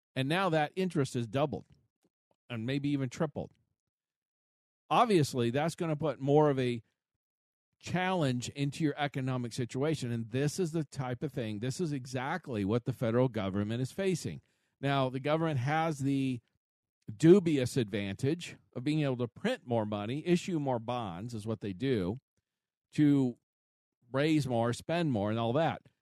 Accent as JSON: {"language": "English", "country": "United States", "said": "we as an American people"}